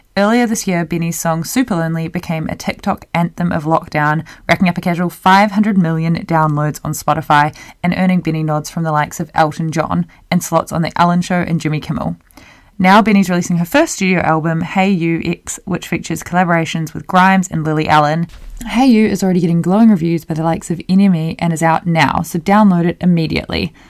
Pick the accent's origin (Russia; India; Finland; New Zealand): New Zealand; come out of New Zealand, my home country